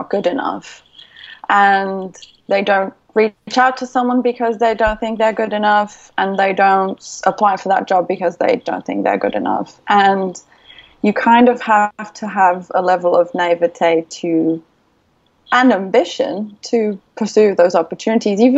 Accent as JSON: {"language": "English", "country": "Brazil", "tie": "born or raised there", "also_born_or_lived": "United Kingdom", "second_language": "English", "moved": "as an adult", "said": "my hometown in Brazil"}